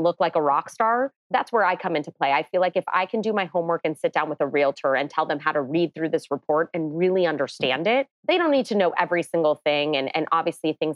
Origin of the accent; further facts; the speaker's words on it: Los Angeles, California, United States; I grew up in the San Fernando Valley. I never left